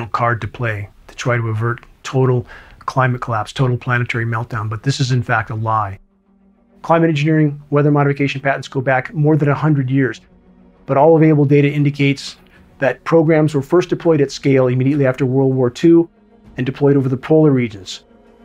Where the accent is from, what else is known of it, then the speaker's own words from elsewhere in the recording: Southern California, United States; moved away; I grew up in Southern California, choking in a sea of smog.